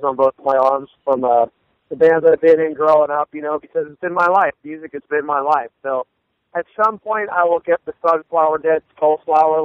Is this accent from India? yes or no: no; Philadelphia, Pennsylvania, United States; I grew up in the Philadelphia area